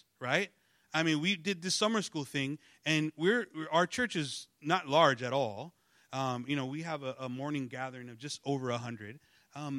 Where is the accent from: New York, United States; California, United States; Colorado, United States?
California, United States; Los Angeles; I'm you know from East